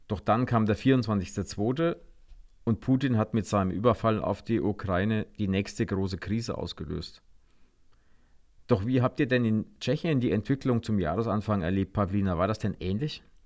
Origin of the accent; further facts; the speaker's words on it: Germany; wir in Deutschland